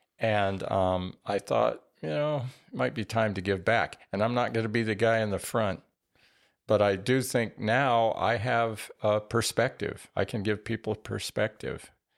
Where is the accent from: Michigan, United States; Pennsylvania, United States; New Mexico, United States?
New Mexico, United States; I grew up in New Mexico with scaled quail